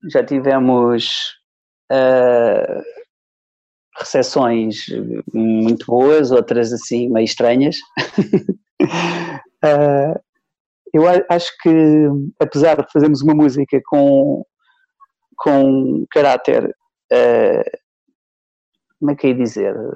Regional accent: Soeira, Bragança District, Portugal; baseado numa, numa história que eu ouvi há muitos anos lá em, na minha aldeia, em Soeira.

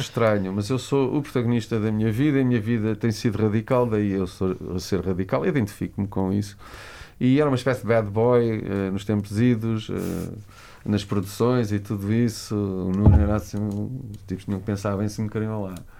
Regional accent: Lisbon, Portugal; Eu era só mais um rapaz que vivia em Lisboa, cresci, eh, nasci em Lisboa

